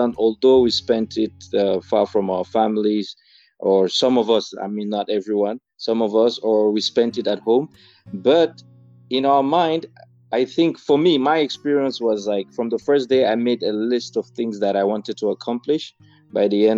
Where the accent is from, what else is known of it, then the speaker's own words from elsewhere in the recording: Cameroon; moved away as an adult; now in Istanbul, Turkey; I'm from Cameroon and I am a diplomat.